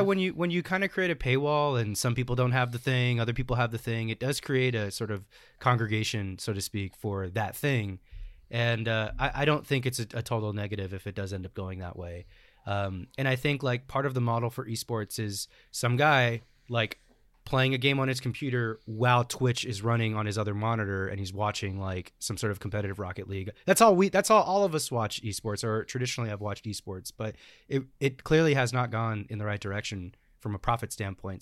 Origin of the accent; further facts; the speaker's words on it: United States; we as American Smash players